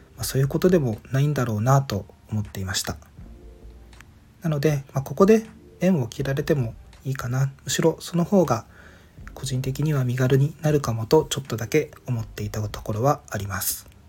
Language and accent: Japanese; Ishigaki, Okinawa, Japan; moved away as an adult; 地元の石垣島へみんなが遊びに来た時